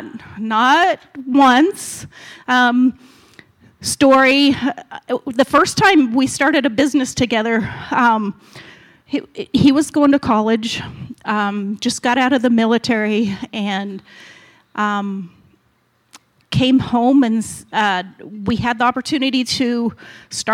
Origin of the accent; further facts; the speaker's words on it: Utah, United States; moved away as an adult; also born or lived in California / Missouri / Colorado; I grew up in Utah